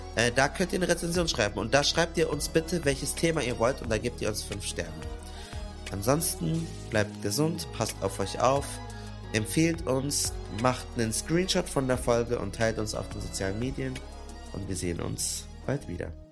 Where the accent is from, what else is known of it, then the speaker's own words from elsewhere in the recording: Stuttgart area, Baden-Württemberg, Germany; Ich bin aus dem Großraum Stuttgart.